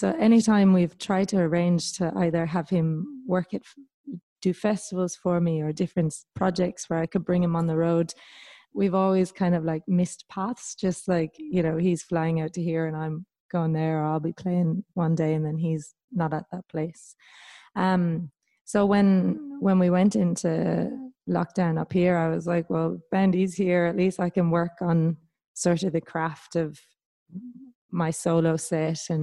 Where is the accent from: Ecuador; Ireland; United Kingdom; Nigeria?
Ireland; moved away as an adult; also born or lived in Victoria, Australia; now in New South Wales, Australia; coming from Ireland